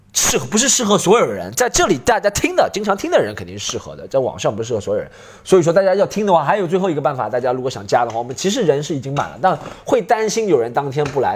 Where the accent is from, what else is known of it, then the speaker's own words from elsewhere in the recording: Shanghai, China; 因为有我一个上海人